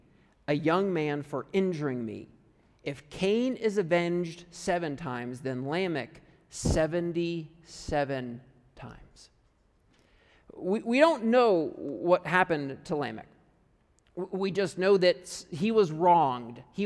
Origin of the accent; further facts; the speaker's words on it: United States; moved away as an adult; also born or lived in Canada; I'm from America